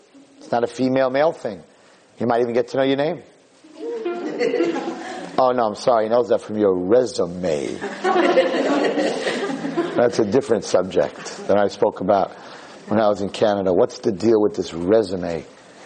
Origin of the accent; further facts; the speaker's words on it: New York, United States; I'm from New York